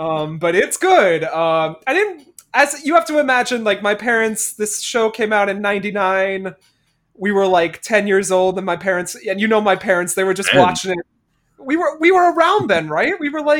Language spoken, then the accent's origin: English; Newark, New Jersey, United States; they're talking about growing up in Newark all this time, and I'm just like, this is my life. This is what I was growing up on.